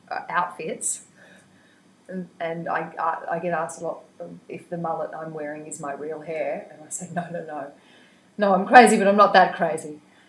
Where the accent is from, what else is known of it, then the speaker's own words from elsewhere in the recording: Wingham, New South Wales, Australia; Wingham, Killebark, really, which is outside Wingham, which is outside Taree, which is about 400 k's north of Sydney.